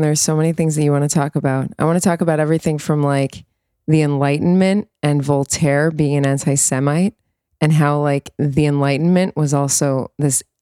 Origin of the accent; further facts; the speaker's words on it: United States; now in Israel; an American Jewish liberal